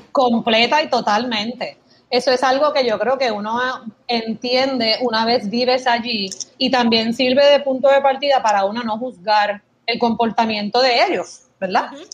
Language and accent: Spanish; Puerto Rico; accent: Puerto Rican; moved away as an adult; also born or lived in Michigan; tengo acento de Puerto Rico